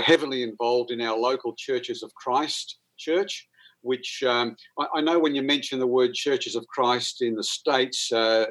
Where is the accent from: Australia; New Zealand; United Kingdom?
Australia; Toowoomba, Queensland; accent: Aussie; as you can gather by my accent, I am an Aussie, and I grew up in a beautiful town in Queensland called Toowoomba.